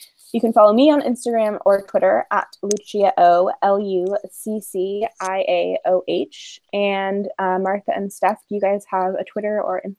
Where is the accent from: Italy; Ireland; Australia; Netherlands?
Ireland; I know I'm making fun of that spelling, but I'm Irish, so it's okay.